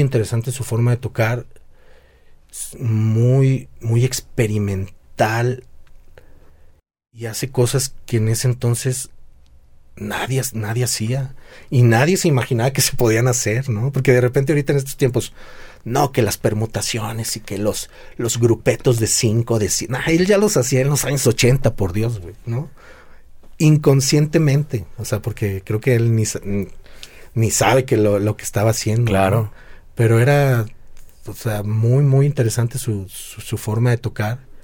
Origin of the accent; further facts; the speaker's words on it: Guadalajara, Jalisco, Mexico; soy baterista, soy de Guadalajara